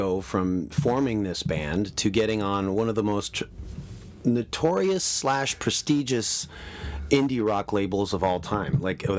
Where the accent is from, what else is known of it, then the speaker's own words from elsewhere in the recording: Toronto, Ontario, Canada; being growing up in Toronto, being part of the scene